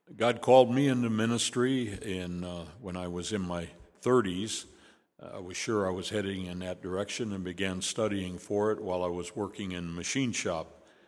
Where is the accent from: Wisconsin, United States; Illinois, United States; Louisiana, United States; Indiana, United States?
Illinois, United States; Chicago; moved away; also born or lived in Hickory Hills, Illinois; I was born in Chicago, but not here. It was in Hyde Park